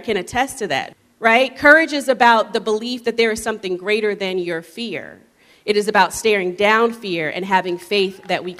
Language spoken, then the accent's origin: English; North Carolina, United States; my home state of North Carolina